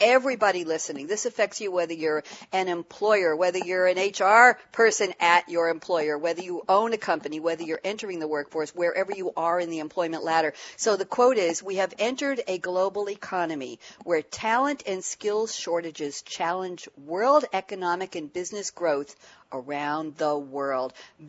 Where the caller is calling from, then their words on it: Long Island, New York, United States; Well, I'm here broadcasting from Long Island, New York, Jan, and I won't take offense at what you said. We are special.